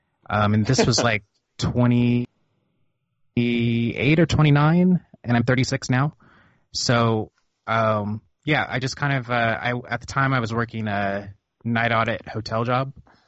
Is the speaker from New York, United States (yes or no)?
no; Missouri, United States; also born or lived in Oklahoma / New Orleans / New England / Florida; Well, I am from kind of the middle of America. I was born in Oklahoma. Kind of grew up in Missouri. Bumped around.